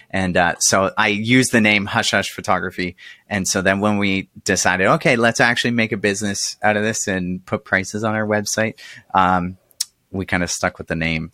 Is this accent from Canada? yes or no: yes; Canada; as a Canadian